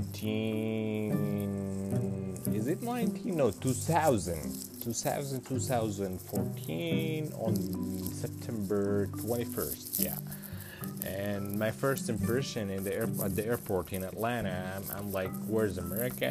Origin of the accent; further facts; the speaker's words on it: Sudan; moved away as an adult; now in United States; I'm from Sudan